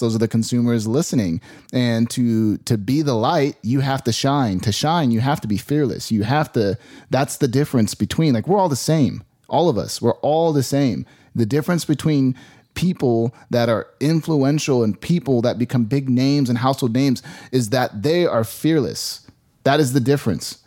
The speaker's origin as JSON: {"language": "English", "town": "Phoenix", "region": "Arizona", "country": "United States", "tie": "born or raised there", "said": "I grew up in Phoenix, Arizona"}